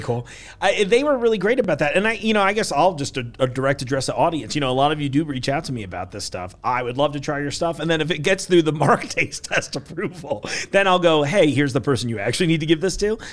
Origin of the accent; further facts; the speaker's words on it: New York, United States; moved away as an adult; also born or lived in East Coast; now in Kentucky, United States; I know I live in Kentucky now, but I'm like one of those dirty New York people